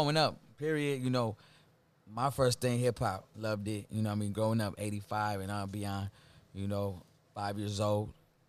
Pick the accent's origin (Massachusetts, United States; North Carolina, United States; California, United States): California, United States; San Pedro; We got together just growing up in San Pedro, you know, started from the projects, the Rancho San Pedro projects, right there in the port of Los Angeles, you know.